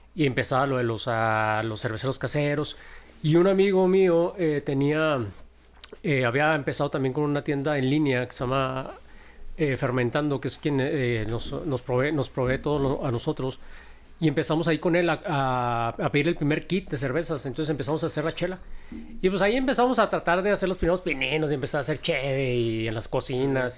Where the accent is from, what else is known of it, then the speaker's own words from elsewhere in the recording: Camargo, Chihuahua, Mexico; now in Chihuahua, Mexico; Yo nací en, en la heroica Camargo, Chihuahua.